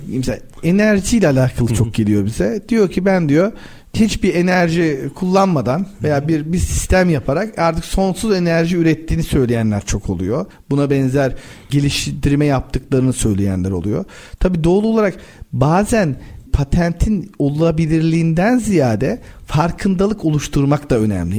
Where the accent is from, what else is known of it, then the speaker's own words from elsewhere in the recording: Babadağ, Denizli, Turkey; Ben Denizli Babadağlıyım.